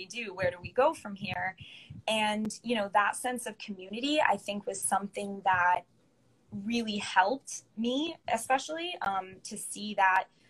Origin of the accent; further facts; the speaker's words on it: Connecticut, United States; moved away as an adult; also born or lived in Charlotte, North Carolina; I grew up in Connecticut